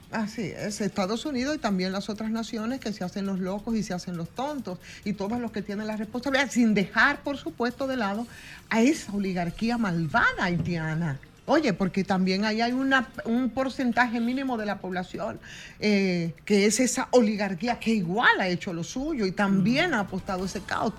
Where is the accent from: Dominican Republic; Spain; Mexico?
Dominican Republic; nosotros como dominicanos